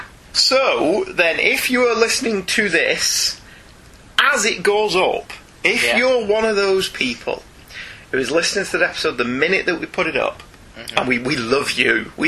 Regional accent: New Jersey, United States; moved away; I'm actually from New Jersey, so I'm a Northman myself. I moved away before I developed the Jersey accent.

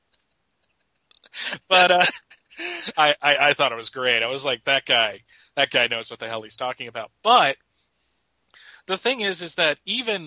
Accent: Pennsylvania, United States; I grew up in Pennsylvania, so I watched the Eagles

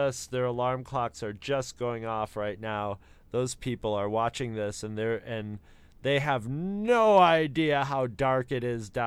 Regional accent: United States; I am American.

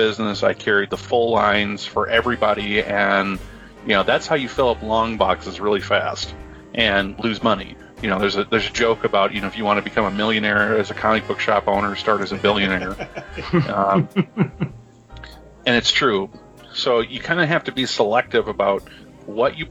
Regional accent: Midwest, United States; I'm a Midwesterner

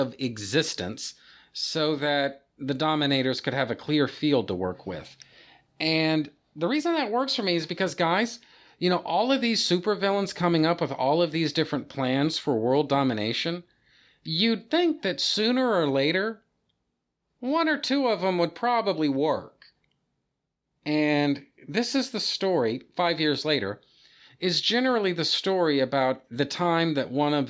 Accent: United States; I'm an American

